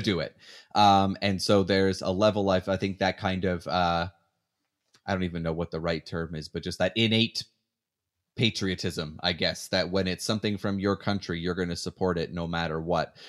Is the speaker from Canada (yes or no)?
yes; Canada; moved away as an adult; now in United States; even when I was living in Canada, I wanted the Canadian interest story, for sure, 'cause, I mean, I'm Canadian.